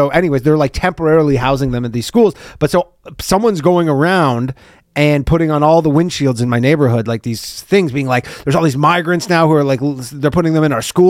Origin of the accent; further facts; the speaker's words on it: Canada; now in New York City, United States; I'm Canadian. I can't vote